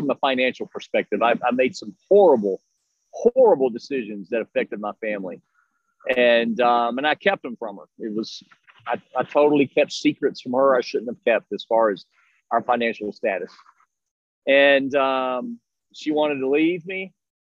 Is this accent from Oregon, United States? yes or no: no; Texas, United States; now in Melbourne, United States; where I grew up in Texas